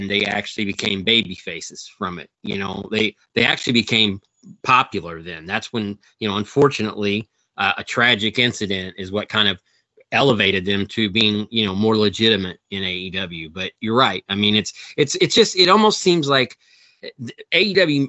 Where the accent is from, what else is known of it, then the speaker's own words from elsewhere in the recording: Southern Illinois, United States; I'm from closer to St. Louis. I'm from Southern Illinois, so I grew up 6 hours from Chicago